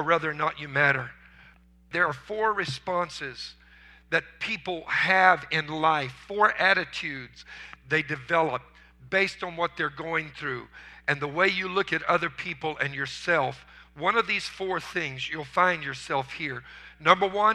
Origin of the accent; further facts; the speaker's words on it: Louisiana, United States; I was raised in marshes in Louisiana where they used hand-carved wooden decoys